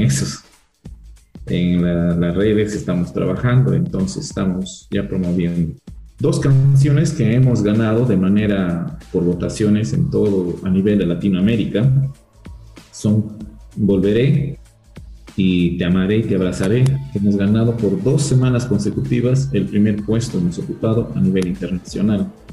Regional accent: Peru; moved away as an adult; now in Biblián, Ecuador; mi tierra natal, en Perú

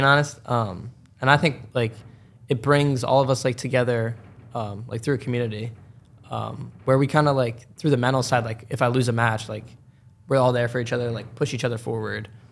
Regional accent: New Hope, Pennsylvania, United States; also born or lived in Doylestown, Pennsylvania; I grew up in New Hope, like, for the majority.

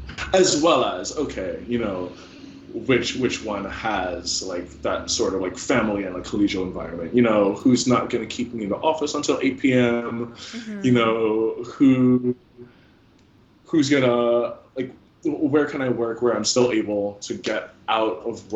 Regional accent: New Jersey, United States; where I grew up in New Jersey

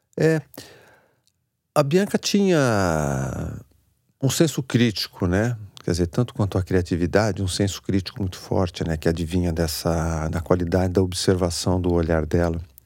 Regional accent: São Paulo, Brazil; Cresci ali na, na Zona Sul, ali na, no Campo Belo, Jardim Aeroporto, aquela região, Brooklyn, Moema, a minha área

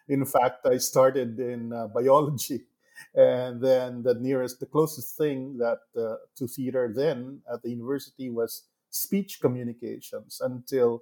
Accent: Negros Occidental, Western Visayas, Philippines; even as a young boy living and growing up in Negros Occidental, where I grew up in a small sugar mill.

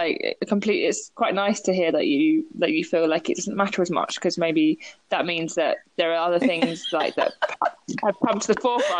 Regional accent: Brighton, South East England, United Kingdom; because I'm from Brighton, you know?

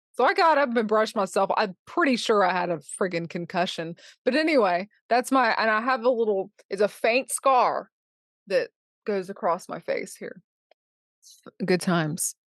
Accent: Charleston, South Carolina, United States; I grew up in Charleston

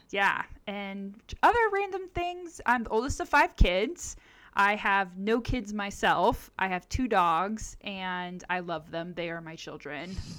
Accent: Southern California, United States; I grew up in Southern California

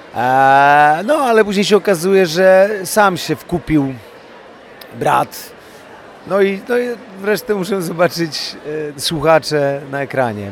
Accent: Łódź, Łódź Voivodeship, Poland; jestem chłopakiem z Łodzi z Bałt, więc to jak się wypija z mlekiem matki te pewne zachowania

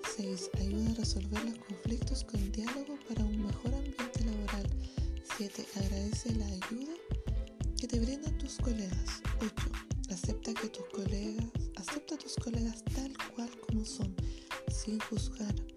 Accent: Chile; nosotros como chilenos

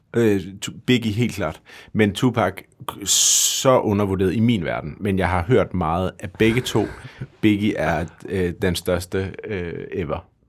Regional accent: Denmark; vi gør som danskere

